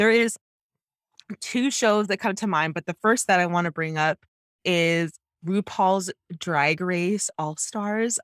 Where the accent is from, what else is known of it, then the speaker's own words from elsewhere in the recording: Canada; growing up as a Jamaican Canadian woman